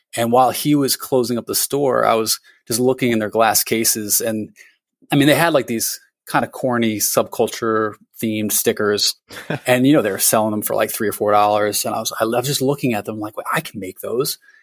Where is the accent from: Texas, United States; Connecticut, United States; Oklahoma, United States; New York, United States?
Connecticut, United States; moved away as an adult; also born or lived in Vermont; Connecticut where I had, you know, gone to high school